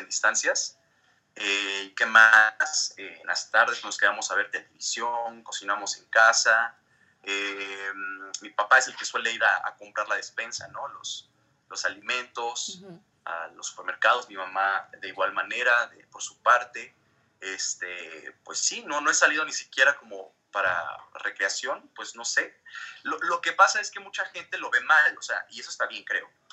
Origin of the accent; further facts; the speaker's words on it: Mexico; also born or lived in Mexico City / Dublin; soy mexicano, vivo aquí en la Ciudad de México, ya tengo aproximadamente 10 meses que regresé ya de Dublín